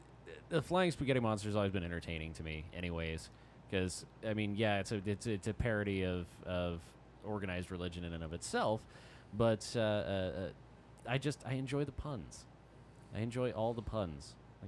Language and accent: English; Fort Worth, Texas, United States; also born or lived in Arlington, Texas / Oklahoma / Miami; now in Dallas, United States; But I was born in Fort Worth and then kind of moved around Fort Worth and Arlington for a while and then made my way to Oklahoma, then Miami, then back to Dallas.